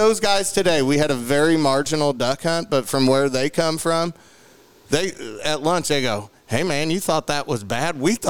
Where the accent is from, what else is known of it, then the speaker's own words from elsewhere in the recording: St. Louis, Missouri, United States; I'm from St. Louis.